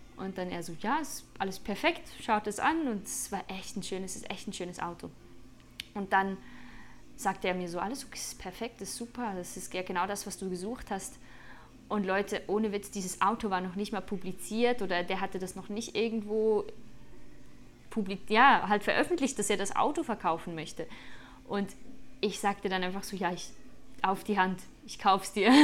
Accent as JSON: {"language": "German", "country": "Switzerland", "said": "für mich als Schweizerin, die manchmal im Winter hier mit Schnee äh, sich herumschlägt"}